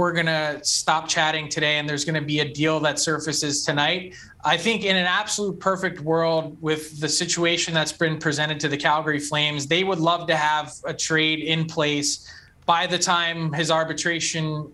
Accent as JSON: {"language": "English", "country": "United States", "moved": "as an adult", "lives_now": "Canada", "said": "being an American and working in Canada"}